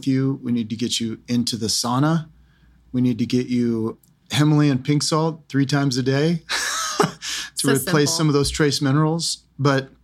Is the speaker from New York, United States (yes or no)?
no; just north of LA, Southern California, United States; moved away; we're originally from Southern California, just north of LA.